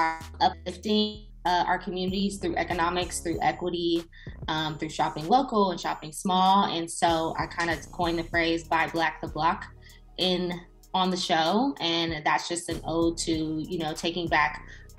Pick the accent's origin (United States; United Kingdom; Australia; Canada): United States; Inglewood, California; Born and raised in Inglewood, California